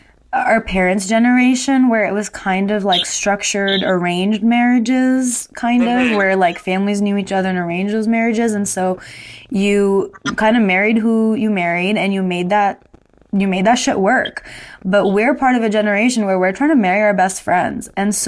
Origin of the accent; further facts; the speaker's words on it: Dubai, United Arab Emirates; Like, I grew up in Dubai. I grew up in a Muslim country, so that stuff, like chaperone dates, was for sure happening.